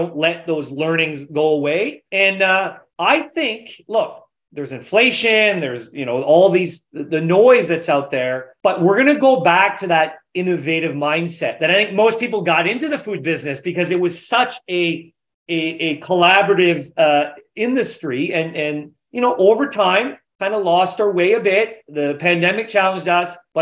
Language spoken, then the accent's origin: English; New Brunswick, Canada; So I'm from New Brunswick, from Atlantic Canada